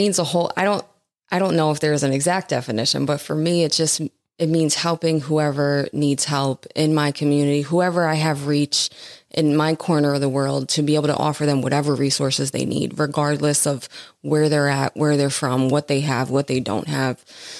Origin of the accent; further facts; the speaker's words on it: Scranton, Pennsylvania, United States; also born or lived in Jersey City, New Jersey; I spent most of my life in Scranton. I'm a West Sider.